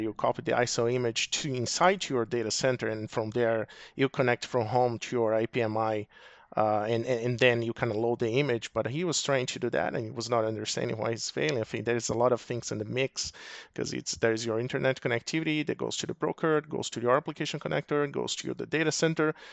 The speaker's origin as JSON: {"language": "English", "country": "Brazil", "moved": "as an adult", "lives_now": "Arizona, United States", "said": "I'm originally from Brazil, so move over to the U S ab, about twelve years ago"}